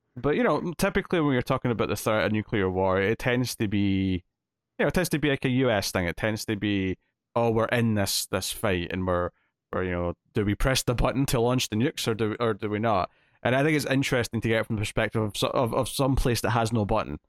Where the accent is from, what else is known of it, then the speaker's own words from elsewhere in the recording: Scotland, United Kingdom; I'm Scottish, I'm not English